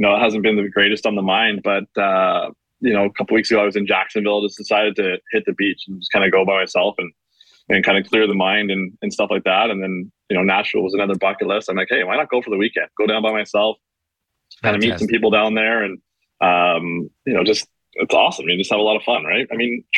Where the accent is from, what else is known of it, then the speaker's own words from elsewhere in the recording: Whitby, Ontario, Canada; I grew up in Whitby. So Whitby is about an hour outside of Toronto